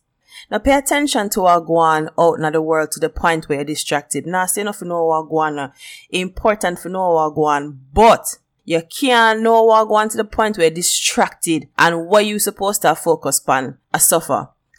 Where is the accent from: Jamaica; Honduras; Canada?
Jamaica; accent: Jamaican; I'm Jamaican and I'm proud of where I come from. And the Jamaican accent, one of the best accent.